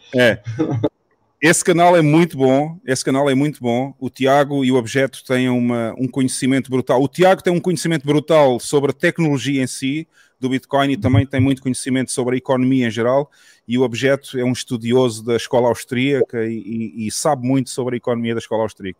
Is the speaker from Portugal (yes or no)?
yes; southern Portugal, Portugal; eu sou natural da zona sul de Portugal